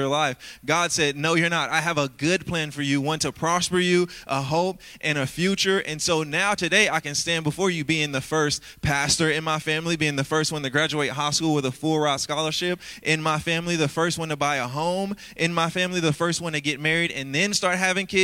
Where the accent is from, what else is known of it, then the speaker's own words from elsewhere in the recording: Louisiana, United States; growing up in Louisiana, come on, I was raised by a single mom who had 9 kids.